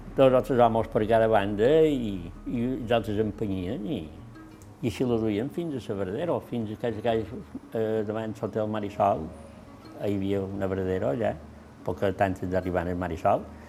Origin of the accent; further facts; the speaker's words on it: Alcúdia, Balearic Islands, Spain; Jo són nascut aquí a Benesport, en el carrer d'Espins